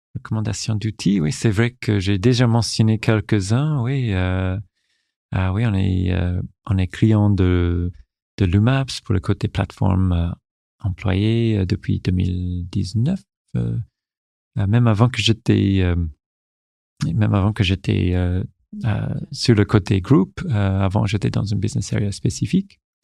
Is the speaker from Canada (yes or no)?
yes; Newfoundland and Labrador, Canada; French is a second language; moved away as an adult; now in France; j'ai fait vraiment ma, ma, jeunesse et toutes mes, toutes mes études jusqu'à l'université au Canada, à Terre-Neuve